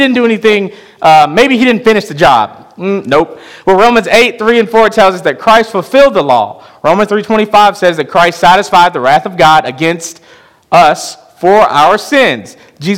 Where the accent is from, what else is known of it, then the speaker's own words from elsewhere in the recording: Chicago, Illinois, United States; moved away; my hometown of Chicago